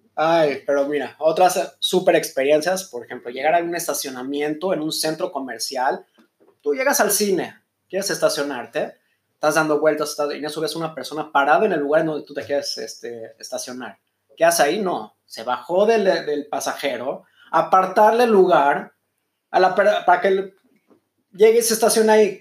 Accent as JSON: {"language": "Spanish", "country": "Mexico", "moved": "as an adult", "lives_now": "Israel", "said": "soy mexicano"}